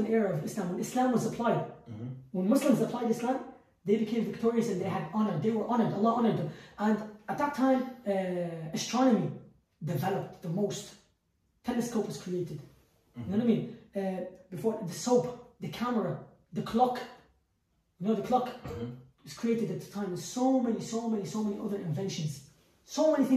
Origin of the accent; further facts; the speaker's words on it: Baghdad, Baghdad Governorate, Iraq; moved away; I was born in Baghdad.